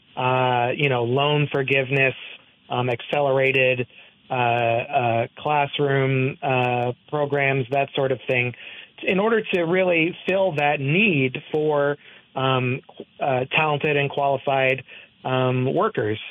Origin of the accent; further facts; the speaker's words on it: Hopewell, New Jersey, United States; now in Barre, United States; I come from Hopewell, which is in Mercer yep. County, New Jersey